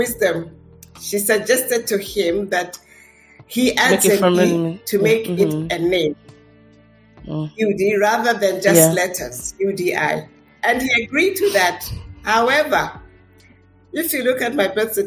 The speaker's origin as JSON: {"language": "English", "country": "Zambia", "also_born_or_lived": "Washington, D.C., United States", "said": "I am Zambian. But the interesting part is I was born in Washington, D.C., the United States"}